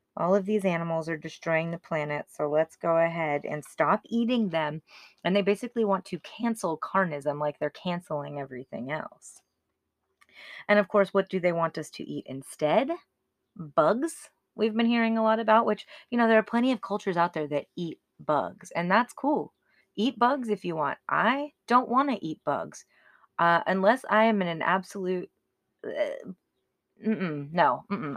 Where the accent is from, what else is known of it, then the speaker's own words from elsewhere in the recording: United States; I was raised here in America